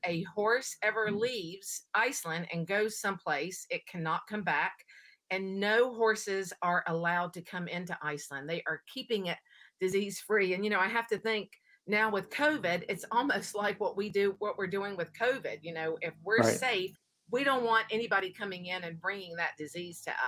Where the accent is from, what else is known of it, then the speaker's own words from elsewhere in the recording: Oregon, United States; I'm from Oregon, so it does get cold here too